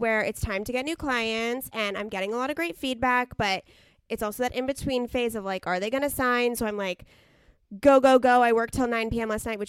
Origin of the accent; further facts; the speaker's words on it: Southern California, United States; we grew up in SoCal